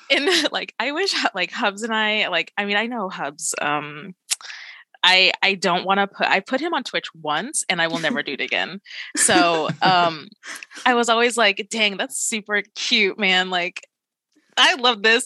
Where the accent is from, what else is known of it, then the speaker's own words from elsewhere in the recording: Alaska, United States; moved away as an adult; also born or lived in Georgia, United States; now in Australia; I grew up in Alaska. And for a really, really good chunk of my life.